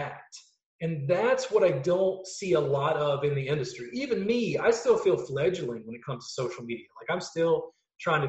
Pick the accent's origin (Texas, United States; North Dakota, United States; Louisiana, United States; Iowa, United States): Louisiana, United States; South; I grew up in South Louisiana.